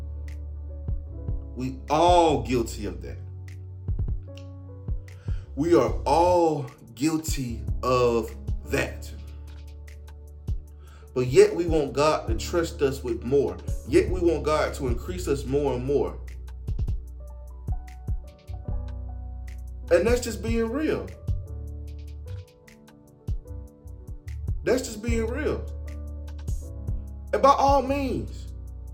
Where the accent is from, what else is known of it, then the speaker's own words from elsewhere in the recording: Atlanta, Georgia, United States; I'm from Atlanta